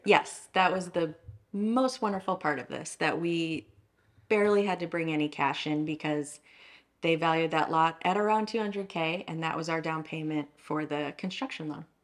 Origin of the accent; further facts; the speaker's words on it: Downers Grove, Illinois, United States; moved away as an adult; also born or lived in Austin, Texas; I grew up in Downers Grove, Illinois